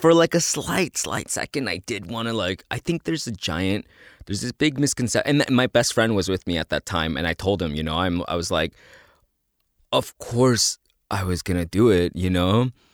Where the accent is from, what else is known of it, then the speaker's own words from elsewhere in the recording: El Salvador; "Oh, El Salvador."